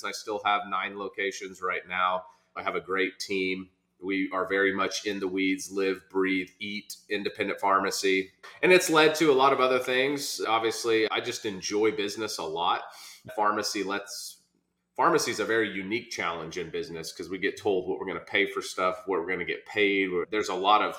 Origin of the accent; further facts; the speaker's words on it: Norman, Oklahoma, United States; accent: Okie; born and raised in Oklahoma, immigrant father and Okie mom